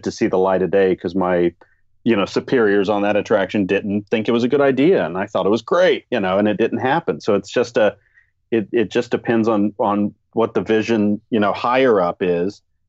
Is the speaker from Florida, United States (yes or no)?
yes; Florida, United States; I grew up in Florida.